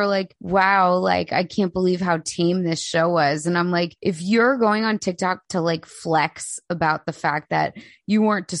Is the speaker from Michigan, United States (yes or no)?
no; Delaware County, Pennsylvania, United States; accent: Delco; also born or lived in Philadelphia; I'm from Delco, yes! You guys. I was born in Philly. I am from Delco.